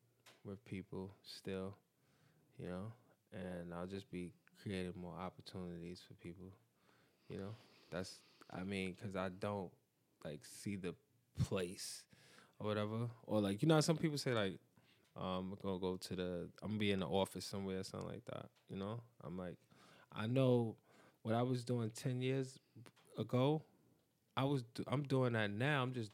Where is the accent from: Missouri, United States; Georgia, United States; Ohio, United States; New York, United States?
New York, United States; Because I'm from East New York, bro.